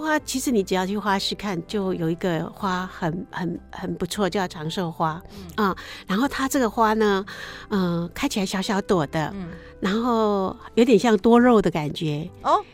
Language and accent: Chinese; Taiwan; 我从小其实生长在就是 ，台湾的乡下